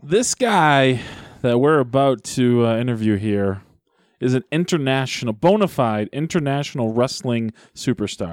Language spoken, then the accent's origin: English; New Hampshire, United States; my home state of, of New Hampshire